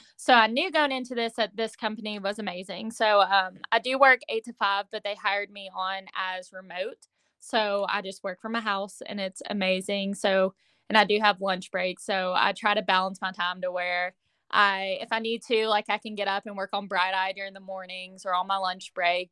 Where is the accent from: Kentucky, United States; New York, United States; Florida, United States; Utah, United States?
Kentucky, United States; Owensboro; right now I'm living in my hometown again. Um, I live in Owensboro, Kentucky